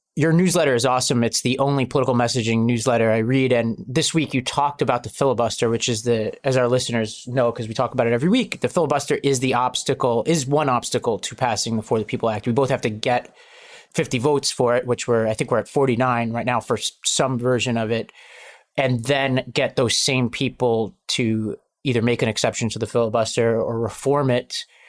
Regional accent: New York City, New York, United States; I grew up in Staten Island, New York, which is a, a big Italian American community

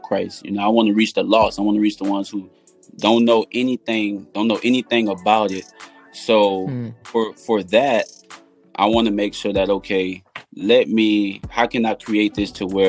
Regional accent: New Orleans, Louisiana, United States; also born or lived in Lake Charles, Louisiana; now in Houston, United States; I'm from New Orleans, but I live in Houston. So we left a week before Hurricane Katrina came, relocated to Lake Charles, and then Hurricane Rita knocked us out of Lake Charles into Houston

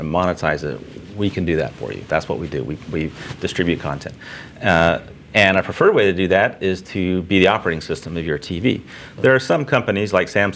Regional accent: Houston, Texas, United States; I went to Texas A&M and I grew up in Houston

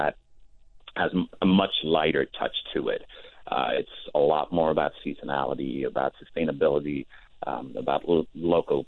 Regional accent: Stockholm, Stockholm County, Sweden; moved away as an adult; also born or lived in Denmark; now in Los Angeles, United States; I was born and bred in Stockholm, Sweden

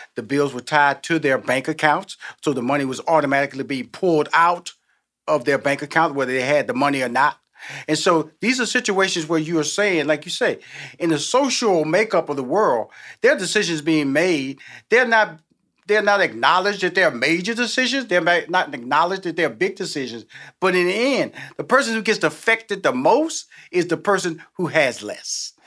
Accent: Houston, Texas, United States; I came from the hood. I came from Fifth Ward

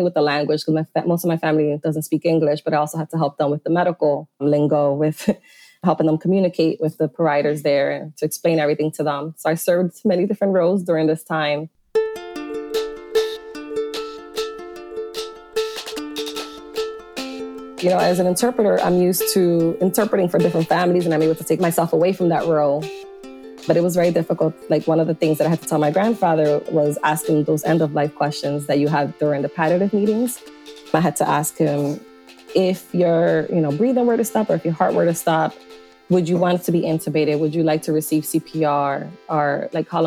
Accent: Philadelphia, Pennsylvania, United States; I grew up around Temple and this is my community here in Philadelphia

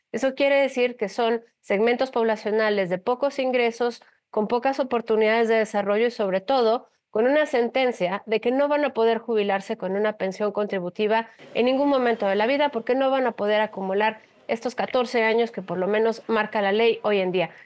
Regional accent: Mexico

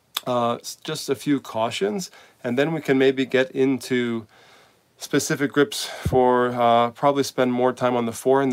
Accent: United States; also born or lived in Spain; As an American coach

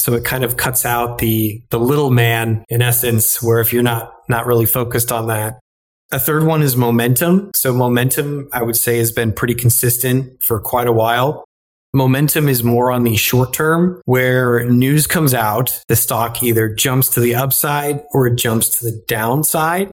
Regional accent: Illinois, United States; moved away as an adult; also born or lived in Texas; now in New York City, United States; originally I'm from Illinois where I grew up in corn and soybean country.

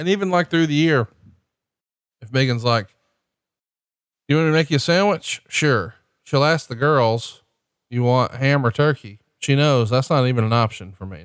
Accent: Alabama, United States; I'm from Alabama

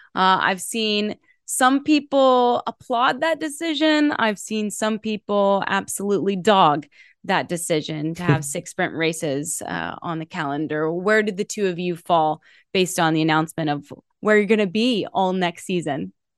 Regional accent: United States; as an American

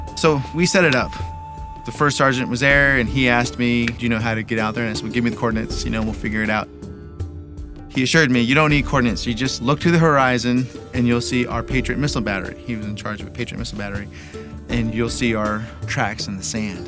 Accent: Idaho Falls, Idaho, United States; I'm originally from Idaho Falls, Idaho

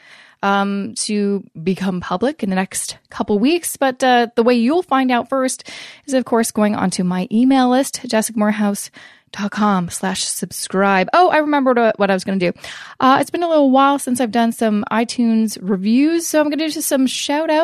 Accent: Canada; I'm obviously Canadian

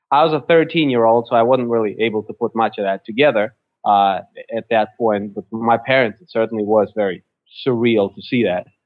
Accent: Russia; now in United States; I was born I was born in Russia when it was still Soviet Union.

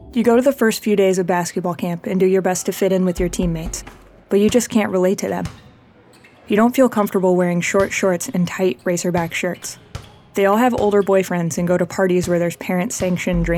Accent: Joplin, Missouri, United States; now in Somerville, United States; I live in Somerville, Massachusetts now, and I grew up in Joplin, Missouri

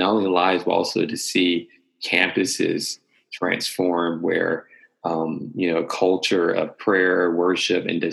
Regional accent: North Carolina, United States; Born and raised in North Carolina.

